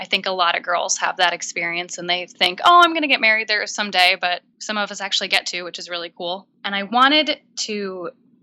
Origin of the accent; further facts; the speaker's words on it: New Hampshire, United States; I grew up in New Hampshire